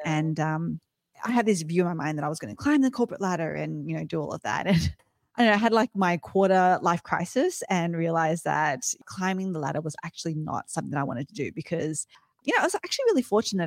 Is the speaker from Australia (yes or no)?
yes; Australia; I'm, I'm Aussie, grew up in Australia